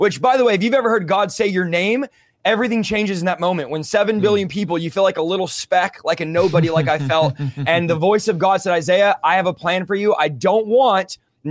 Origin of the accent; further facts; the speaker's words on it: San Jose, California, United States; now in Central California, United States; growing up, moving out from the Bay, I was from San Jose, moving to Central California where I'm at now